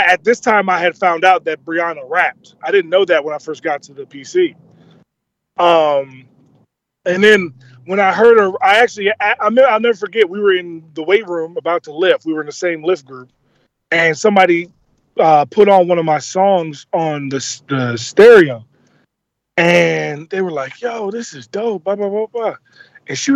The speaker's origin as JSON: {"language": "English", "town": "Baltimore", "region": "Maryland", "country": "United States", "tie": "born or raised there", "said": "Love my hometown, okay? I love Baltimore, and I love the fact that I'm from there"}